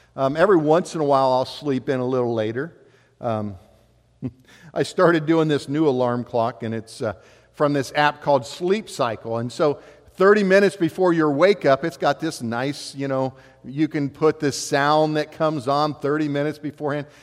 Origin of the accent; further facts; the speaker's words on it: West Alexandria, Ohio, United States; growing up in West Alexandria, we had, you know, I was working out in fields with a, uh, a lot of the farmers all around us